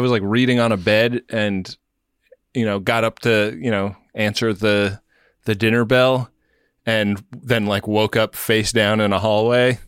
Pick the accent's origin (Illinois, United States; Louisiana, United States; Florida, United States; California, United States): California, United States; Los Angeles; L A, my hometown.